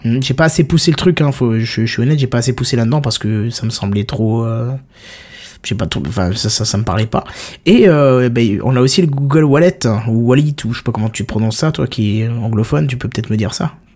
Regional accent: France; On est français

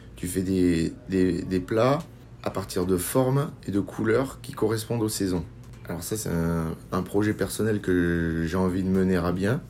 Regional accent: Béziers, Occitania, France; je viens d'une région du Languedoc-Roussillon, de l'Hérault exactement, de Béziers

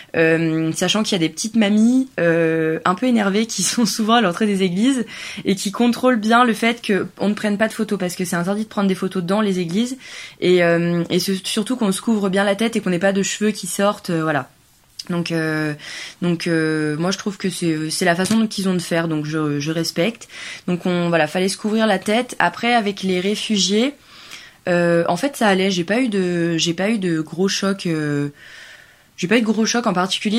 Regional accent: France

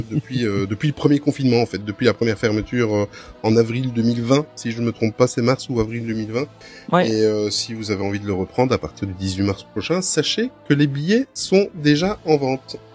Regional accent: Belgium

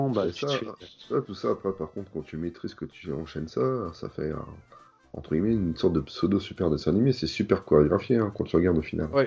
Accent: France; On est français, nous, monsieur.

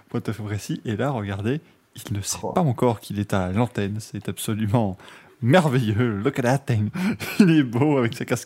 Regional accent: France; C'est Total Energy, bien évidemment, parce qu'on est français.

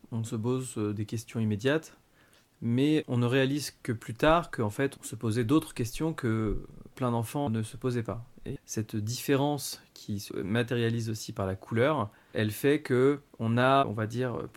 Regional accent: Paris, Île-de-France, France; also born or lived in Sri Lanka; je suis né au Sri Lanka et j'ai été adopté par une famille de Français qui avait déjà adopté une fille un an et demi avant. On a grandi, on va dire, à Paris, et surtout Paris-Centre.

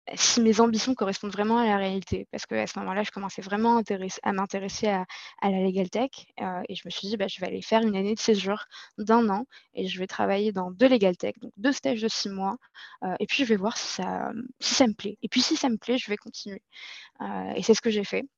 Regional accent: Casablanca, Casablanca-Settat, Morocco; moved away as an adult; now in Paris, France; je suis née euh, et j'ai grandi à Casablanca, au Maroc. Euh, je vis en France depuis 8 ans et plus précisément à Paris

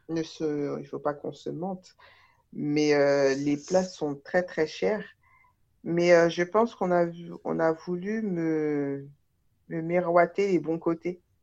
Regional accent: Taverny, Île-de-France, France; je me suis euh, contentée du, bac euh, littéraire à côté de chez moi, à Taverny

